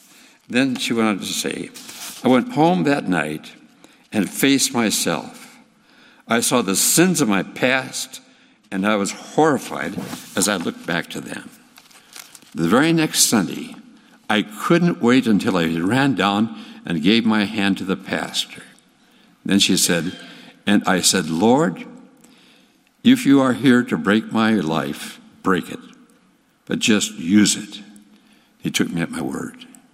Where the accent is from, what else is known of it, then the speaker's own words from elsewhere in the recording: Texas, United States; The producer supposed that since I was from Texas, I could ride a horse.